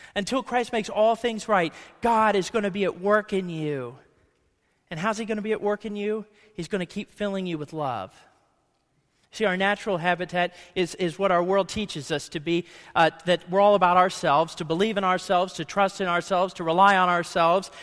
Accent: Ohio, United States; I grew up in Ohio

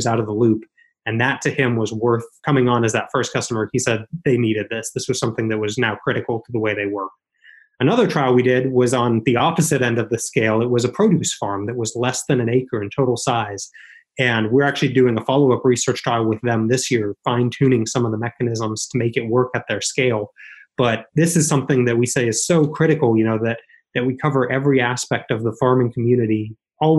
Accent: northeast Montana, United States; working on my family farm up in northeast Montana. We lived about 2.5 miles south of the Canadian border

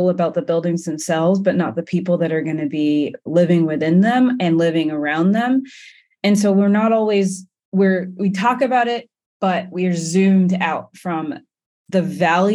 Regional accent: England, United Kingdom; now in United States; I am a Black woman architect and I hail from England

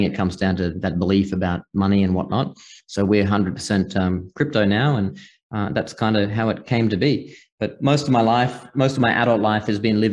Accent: far north Queensland, Australia; accent: Australian; moved away as an adult; also born or lived in Singapore / Hong Kong / Malta; now in United States; I grew up in the bush in Australia, far north Queensland, kind of off grid, and just it's very remote and rural where I was.

